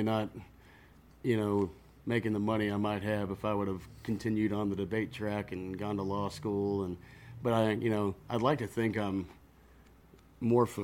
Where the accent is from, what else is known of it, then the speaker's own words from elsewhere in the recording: Buda, Texas, United States; I grew up in Buda